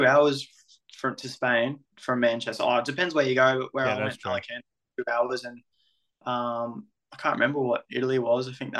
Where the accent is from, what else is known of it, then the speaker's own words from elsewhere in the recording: Australia; moved away as an adult; now in England; growing up in Australia with rugby league